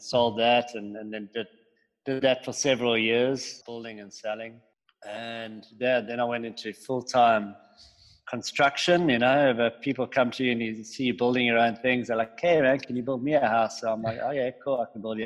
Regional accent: Cape Town, Western Cape, South Africa; also born or lived in Johannesburg; I am from Cape Town in South Africa. My family moved down here when I was 1 year old from Johannesburg. And we grew up pretty much on the beach

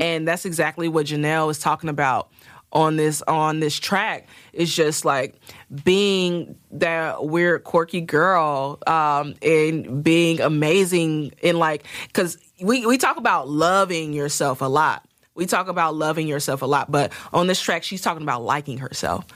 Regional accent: Midwest, United States; I'm country as hell, even though I'm from the Midwest

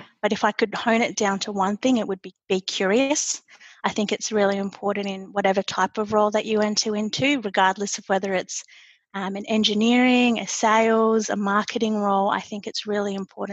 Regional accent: Australia; moved away as an adult; now in United States; I'm an Aussie living in the United States, and I actually started my Schneider journey back in our Sydney offices

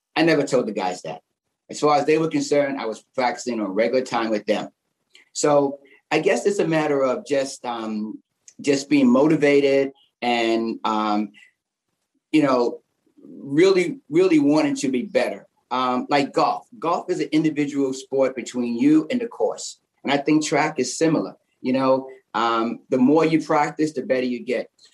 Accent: New York City, New York, United States; also born or lived in Queens; we were raised in Harlem and Bed Stuy

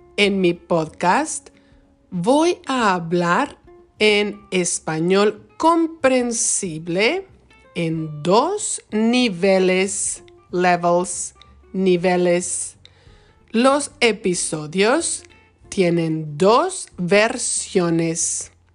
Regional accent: Michoacán, Mexico; now in Wisconsin, United States; Soy de México, específicamente del bonito estado de Michoacán, en la costa del Océano Pacífico

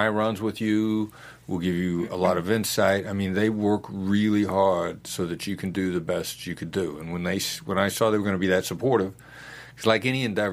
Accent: Iowa, United States; I'm from Iowa

